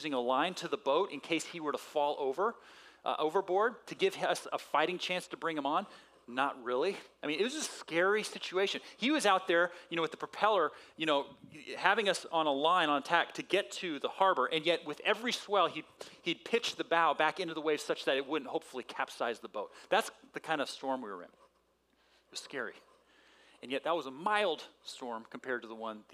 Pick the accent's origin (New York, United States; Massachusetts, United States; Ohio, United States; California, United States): California, United States; San Diego; Growing up in San Diego when I was a little guy